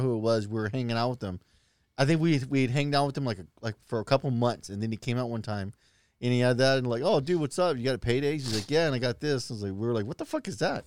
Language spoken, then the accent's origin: English; Lincoln, Nebraska, United States; when I grew up in Lincoln, we lived in these white trash apartments